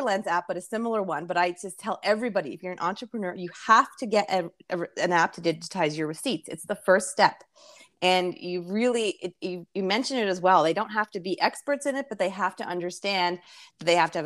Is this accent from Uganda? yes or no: no; Canada; I'm from Canada